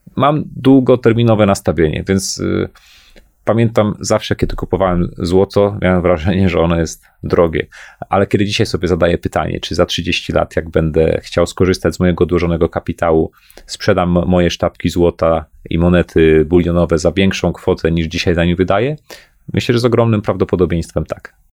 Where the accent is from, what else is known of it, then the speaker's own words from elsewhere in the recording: Poland; Pochodzę z Polski, zarabiam w złotówkach